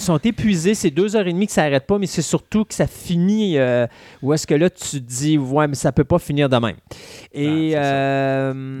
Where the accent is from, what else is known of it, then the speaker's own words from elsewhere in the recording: Quebec, Canada; on est de Québécois